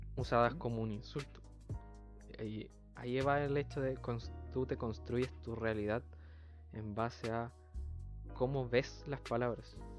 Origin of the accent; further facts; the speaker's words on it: Chile; nosotros los mm. chilenos tenemos muchas palabras que no son parte del lenguaje